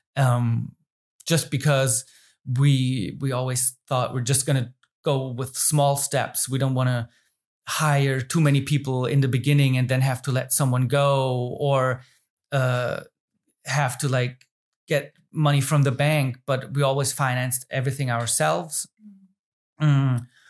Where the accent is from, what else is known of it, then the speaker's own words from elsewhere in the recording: Germany; I live and born and raised in the Rhein Neckar area